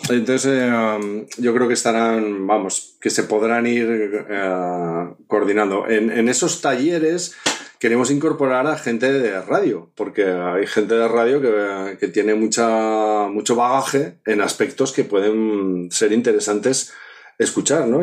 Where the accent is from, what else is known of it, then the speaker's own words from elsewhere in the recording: Zaragoza, Aragon, Spain; now in Asturias, Spain; Yo, no soy de aquí, yo soy de Zaragoza, llevo veintitantos años ya viviendo en Asturias